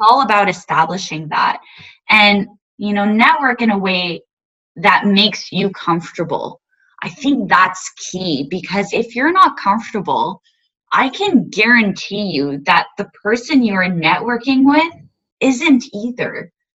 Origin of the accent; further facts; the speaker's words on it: Montreal, Quebec, Canada; now in Ottawa, Canada; I was born and raised in Montreal